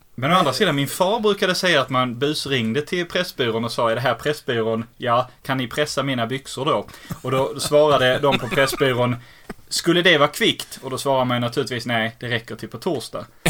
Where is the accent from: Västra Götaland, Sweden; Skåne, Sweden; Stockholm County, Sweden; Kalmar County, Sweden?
Skåne, Sweden; Helsingborg; accent: Scanian; also born or lived in Lund; jag är född i Helsingborg